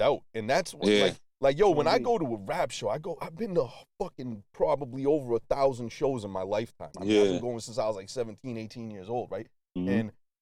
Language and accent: English; Boston, Massachusetts, United States; also born or lived in Brooklyn, New York; I'm from Boston, born and raised. I'm Boston through and through